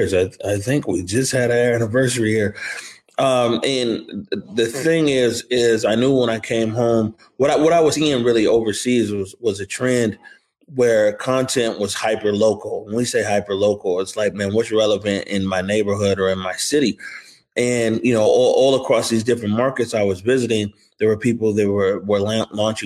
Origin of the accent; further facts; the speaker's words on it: Seattle, Washington, United States; also born or lived in Elizabeth City, North Carolina / New York; I'm from the Central District of Seattle. Grew up on 29th and Jackson